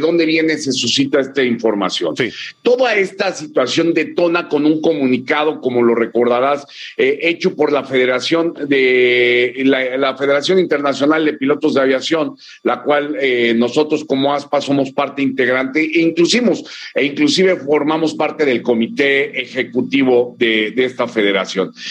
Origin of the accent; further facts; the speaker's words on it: Mexico; como un mexicano